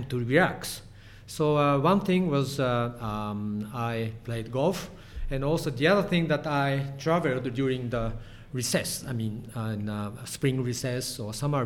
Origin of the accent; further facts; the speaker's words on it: Hiroshima, Japan; English is a second language; moved away as an adult; also born or lived in Kyoto / Philadelphia, United States; I was born in Hiroshima, in the western part of Japan, and spent 18 years inside of Hiroshima.